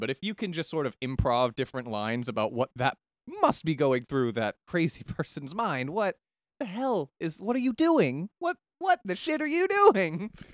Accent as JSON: {"language": "English", "town": "Daytona Beach", "region": "Florida", "country": "United States", "tie": "born or raised there", "said": "growing up in Daytona"}